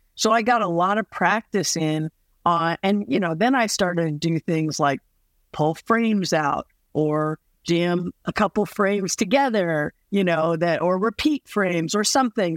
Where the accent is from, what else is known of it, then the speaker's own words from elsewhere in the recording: Midwest, United States; moved away; also born or lived in the South; I grew up in the Midwest, um, and in the South